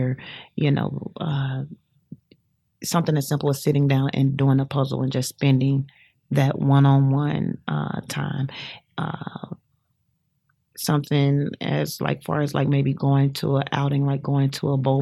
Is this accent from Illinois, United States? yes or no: yes; Chicago, Illinois, United States; moved away as an adult; I'm from Chicago and everybody's not so just huggable just right away